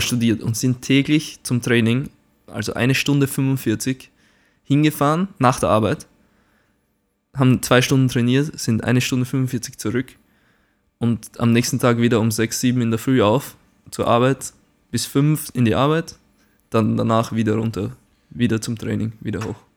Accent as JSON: {"language": "German", "town": "Güssing", "region": "Burgenland", "country": "Austria", "accent": "Burgenland dialect", "moved": "yes", "lives_now": "Braunschweig, Germany", "said": "ich bin aus Güssing"}